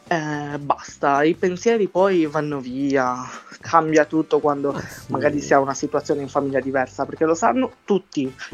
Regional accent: Sardinia, Italy; accent: Sardinian; il mio accento, se, se parlo con i sardi, dicono che non sono sardo, ok? Perché Guarda, l'accento sardo è ancora più marcato, molto di più del mio

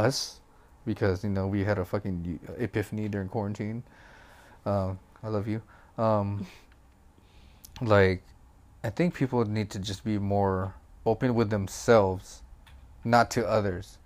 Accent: Philippines; English is a second language; I'm Filipino. So obviously English is not good.

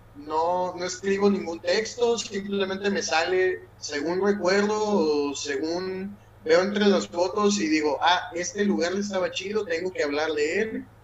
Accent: Mexico; moved away; soy mexicano

